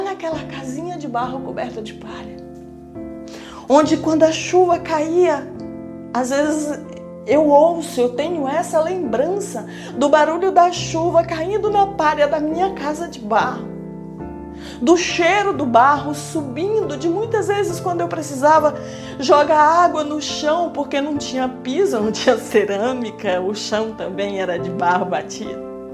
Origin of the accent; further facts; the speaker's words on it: interior of Maranhão, Brazil; moved away; aqui no interior do Maranhão, onde eu me encontro nesse momento uma casa semelhante à casa ao qual eu nasci e fui criada e morei numa casa igual até os meus 16, 17 anos.